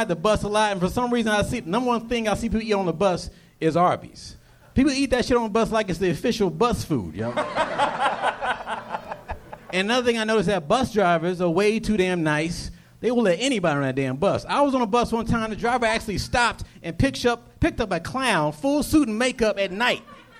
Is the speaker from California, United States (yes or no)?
yes; Fairfield, California, United States; Bay Area, Fairfield, California.